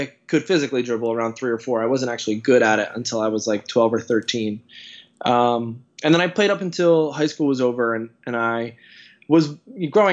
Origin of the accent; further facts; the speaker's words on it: central New Jersey, United States; I grew up in central New Jersey, and I'm from a basketball family